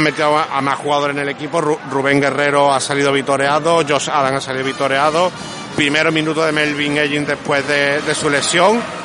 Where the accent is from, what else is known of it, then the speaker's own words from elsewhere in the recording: Málaga, Andalusia, Spain; como malagueño